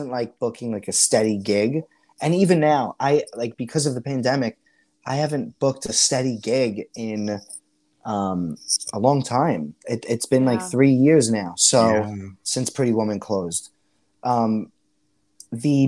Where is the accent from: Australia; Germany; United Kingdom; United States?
United States; New York City, New York; accent: Staten Island